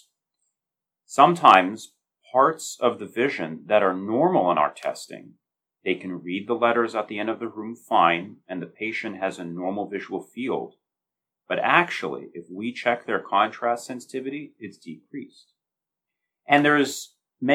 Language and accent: English; United States; moved away as an adult; also born or lived in Chicago, Illinois; now in Baltimore, United States; I'm originally from the Northeast, from New Jersey, New York.